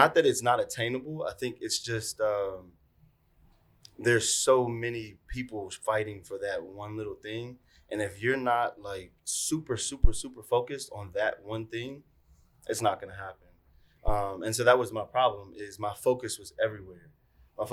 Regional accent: Roanoke, Virginia, United States; also born or lived in Norfolk, Virginia; I was born and raised in Roanoke, Virginia

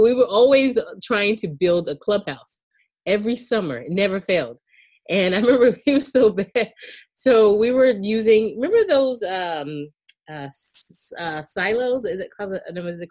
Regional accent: outside of Charleston, Charleston County, South Carolina, United States; I grew up in outside of Charleston in Charleston County in South Carolina

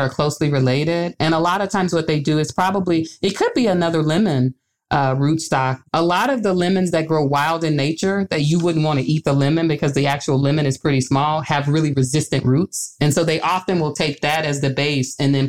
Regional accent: Arkansas, United States; moved away as an adult; now in Grinnell, United States; I'm from the South too. I'm originally from Arkansas

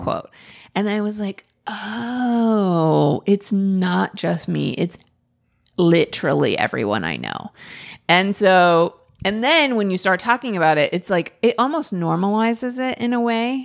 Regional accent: Oregon, United States; I, I'm from Oregon

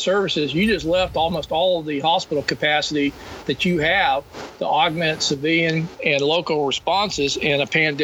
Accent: Florida, United States; I'm from Florida

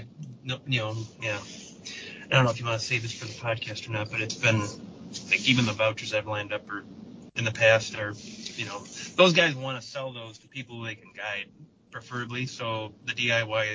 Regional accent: Michigan, United States; here in Michigan, my home state

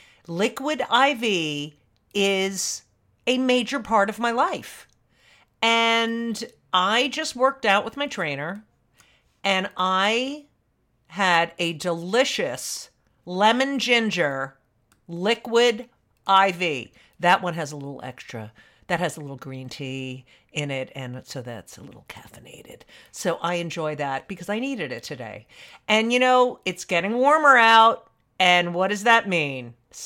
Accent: New Jersey, United States; Oh, I love. Yeah. Well, I'm from New Jersey.

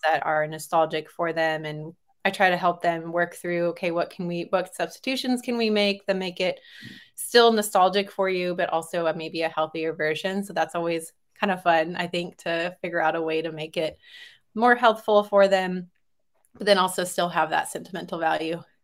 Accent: Texas, United States; also born or lived in California; I was born in California and then was raised mostly in Texas

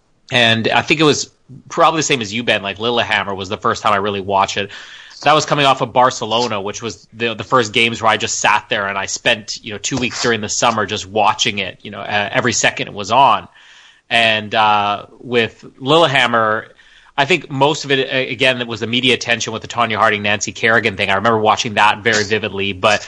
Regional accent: Canada; even though these winter sports are all Canadian and that we usually excel at the winter games more than the summer games

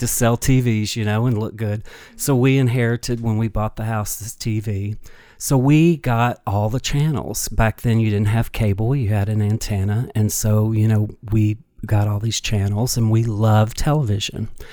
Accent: United States; I grew up on the Ohio River

